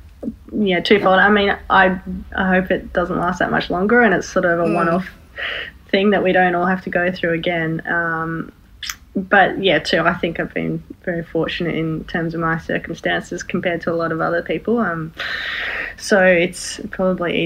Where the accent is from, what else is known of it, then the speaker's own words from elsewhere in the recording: Sydney, New South Wales, Australia; growing up in Sydney or in Australia